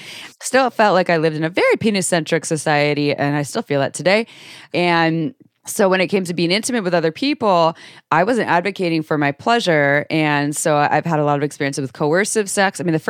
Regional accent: Santa Cruz, California, United States; And I grew up in Santa Cruz, California, in a household with, it was definitely dysfunction in there.

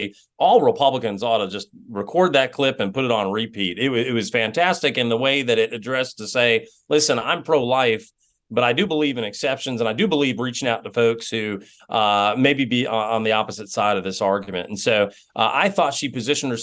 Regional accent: Georgia, United States; I come from Georgia

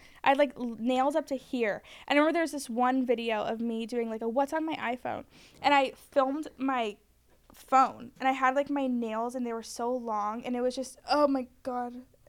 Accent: Florida, United States; now in Los Angeles, United States; And I'm so like embarrassed to even say that I'm from Florida

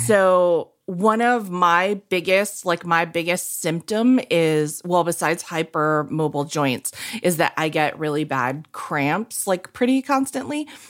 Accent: New England, United States; I'm from New England

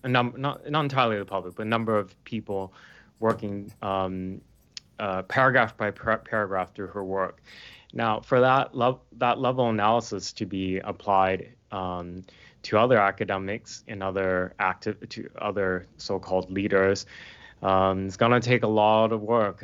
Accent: Portland, Oregon, United States; moved away as an adult; now in United Kingdom; I'm based in the U K now, um, but I'm from Portland, Oregon

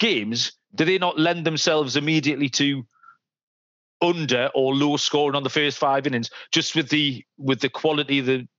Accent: England, United Kingdom; I'm an Englishman.

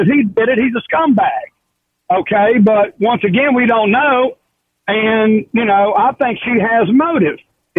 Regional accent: West Virginia, United States; I'm not in Hawaii. I'm from West Virginia

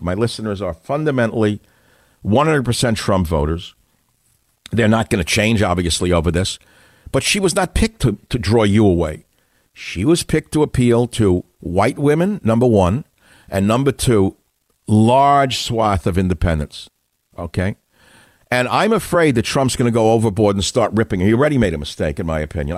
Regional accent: New York City, New York, United States; moved away; I grew up in New York City

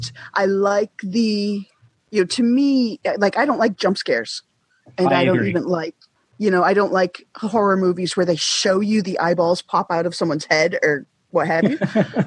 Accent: New York, United States; moved away; also born or lived in Boston; I grew up in New York, and then I moved to Boston and lived alone for quite a while in 1998

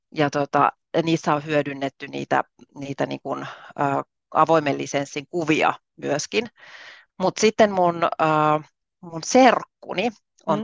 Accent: Southern Finland, Finland; moved away as an adult; now in Rovaniemi, Finland; mä olen kotoisin Etelä-Suomesta

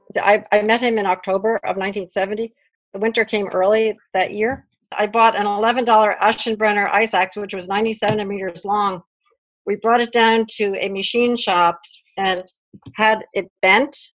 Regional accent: New York City, New York, United States; I was born in Brooklyn, New York

